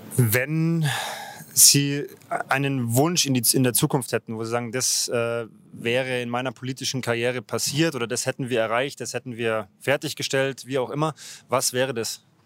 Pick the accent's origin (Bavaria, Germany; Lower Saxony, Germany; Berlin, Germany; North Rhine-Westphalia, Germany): Bavaria, Germany; Ingolstadt; 1988 bin ich gerade in Ingolstadt geboren worden